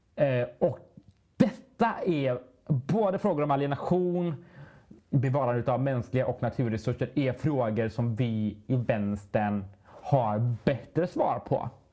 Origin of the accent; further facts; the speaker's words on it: Sweden; vi svenskar